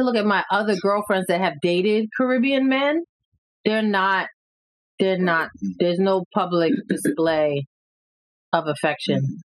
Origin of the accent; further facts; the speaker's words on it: New York City, New York, United States; I grew up in the Bronx